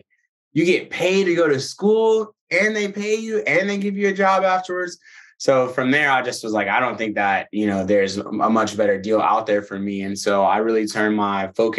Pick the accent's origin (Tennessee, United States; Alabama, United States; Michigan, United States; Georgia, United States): Alabama, United States; Birmingham; also born or lived in Nashville; now in New York City, United States; I'm originally from Birmingham, Alabama